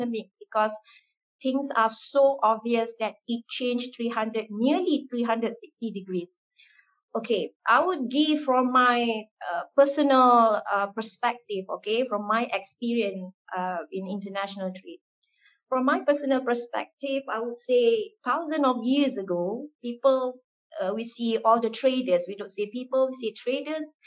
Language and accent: English; Malaysia; I was born and raised in Malaysia